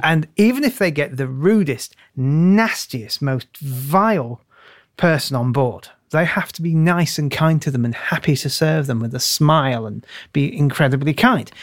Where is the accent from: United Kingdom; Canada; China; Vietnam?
United Kingdom; also born or lived in Tunisia; being British